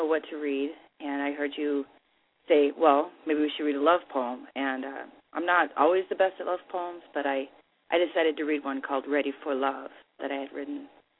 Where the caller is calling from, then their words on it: Milwaukee, Wisconsin, United States; Wisconsin, Milwaukee.